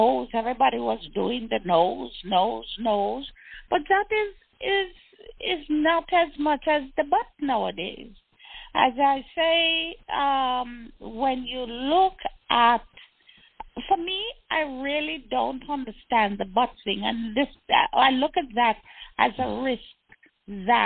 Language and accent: English; Jamaica; I am Jamaican